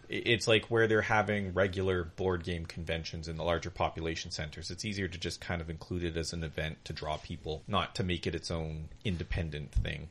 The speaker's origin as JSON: {"language": "English", "country": "Canada", "said": "we're Canadian"}